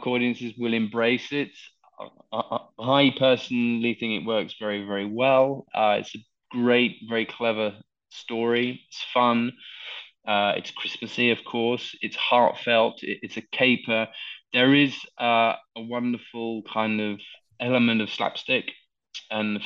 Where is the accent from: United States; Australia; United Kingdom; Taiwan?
United Kingdom; London; I very rarely get a chance to shoot in my hometown